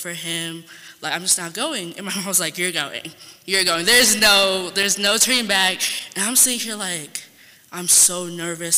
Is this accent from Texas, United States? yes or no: yes; San Antonio, Texas, United States; I'm from Texas, San Antonio to be specific.